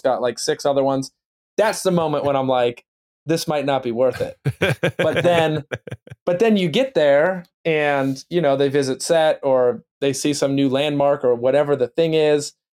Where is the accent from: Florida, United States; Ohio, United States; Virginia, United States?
Ohio, United States; Youngstown; now in Los Angeles, United States; I'm from Youngstown, Ohio.